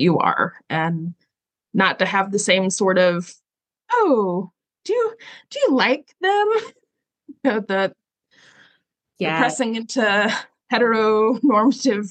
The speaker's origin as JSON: {"language": "English", "region": "the South", "country": "United States", "said": "as a girl growing up in the Southern Baptist Church, there were plenty of things I could do and couldn't do. And I lived in the South"}